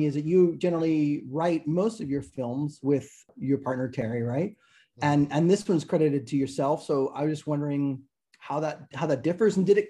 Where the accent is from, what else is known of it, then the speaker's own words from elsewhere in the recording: Toronto, Ontario, Canada; I am Canadian, so I sort of know it. I don't know BC well, but I'm from Toronto